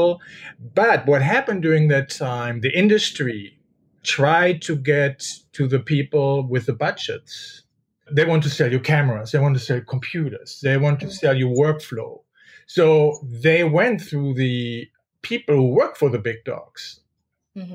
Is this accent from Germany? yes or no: yes; Germany; moved away as an adult; also born or lived in Paris, France / New York, United States; I am from Germany, and there I work for Vogue